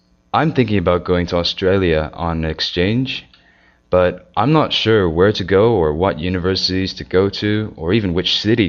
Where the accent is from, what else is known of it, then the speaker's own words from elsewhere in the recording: Canada; I'm from Canada